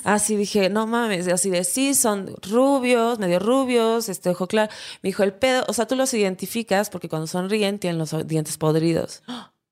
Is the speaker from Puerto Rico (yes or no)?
no; Acapulco, Guerrero, Mexico; yo soy de Acapulco, Guerrero